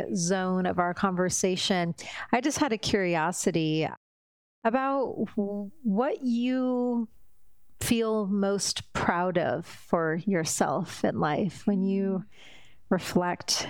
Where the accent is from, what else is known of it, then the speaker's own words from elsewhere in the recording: Indiana, United States; I come from Indiana.